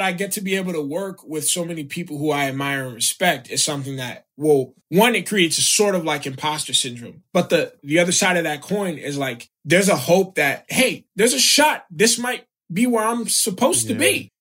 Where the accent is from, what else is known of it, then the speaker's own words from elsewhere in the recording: South Florida, United States; moved away as an adult; also born or lived in Chicago / New York; I grew up in South Florida. I was born in Chicago